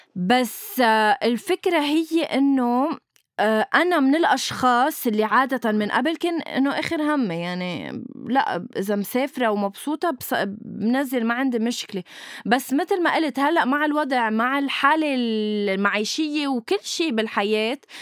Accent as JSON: {"language": "Arabic", "country": "Lebanon", "said": "نحن كلبنانية"}